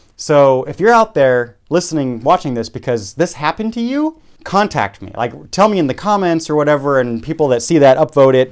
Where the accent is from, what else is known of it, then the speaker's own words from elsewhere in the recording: Munich, Bavaria, Germany; moved away as an adult; also born or lived in Czech Republic / California / Oregon; I grew up in Munich